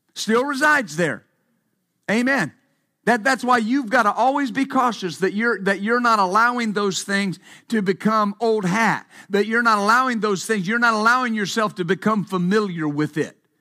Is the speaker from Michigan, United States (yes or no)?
no; West Texas, United States; When I was growing up in West Texas, of course, I worked, I worked on, uh, a ranch growing up